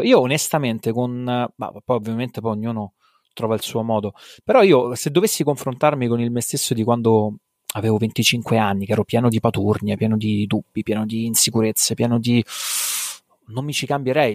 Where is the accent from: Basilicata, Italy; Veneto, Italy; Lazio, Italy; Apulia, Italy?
Lazio, Italy; Rome; also born or lived in Abruzzo; vivo a Roma, nato e cresciuto a Roma